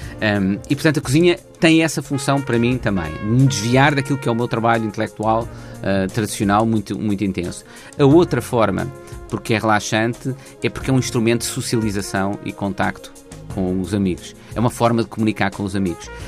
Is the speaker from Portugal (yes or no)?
yes; Portugal; nós portugueses